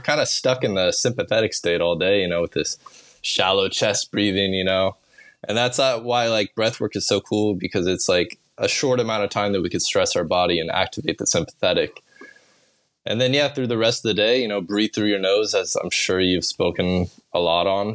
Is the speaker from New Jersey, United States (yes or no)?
no; Olathe, Kansas, United States; now in Bali, Indonesia; I grew up in Kansas